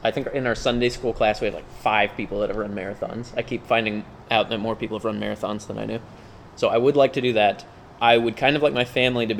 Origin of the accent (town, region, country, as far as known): Huntsville, Alabama, United States; born or raised there